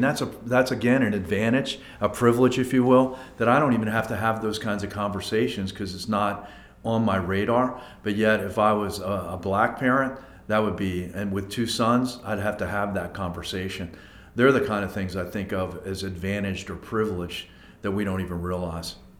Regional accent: Abington, Pennsylvania, United States; also born or lived in Philadelphia; grew up in a town called Abington

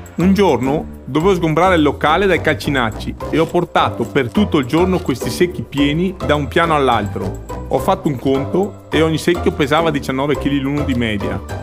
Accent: Cortina d'Ampezzo, Veneto, Italy; Sono nato e vivo a Cortina

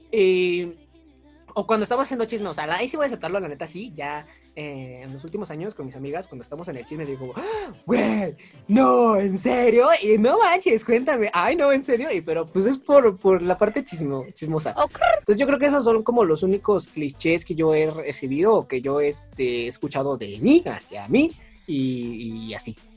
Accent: Mexico; accent: norteño, colombiano, chilango mix; mezcla entre norteño, slash colombiano, slash este chilango.

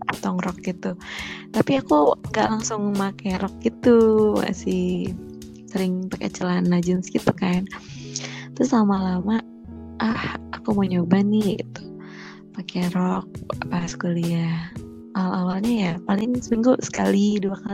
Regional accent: South Tangerang, Banten, Indonesia; moved away as an adult; now in Semarang, Indonesia; jadi tuh apa pas aku pindahan dari Tangsel karena aku dari Tangsel ada di Tangsel ke Semarang itu kan mau ngekos ceritanya

